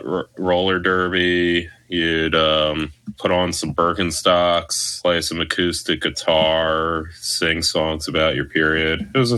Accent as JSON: {"language": "English", "region": "New Jersey", "country": "United States", "accent": "South Jersey", "said": "I know there is a quirk of the South Jersey accent that does that with the A's. I'm not sure if I'm doing it correctly or the opposite, but that's what I always call it. It's my native tongue"}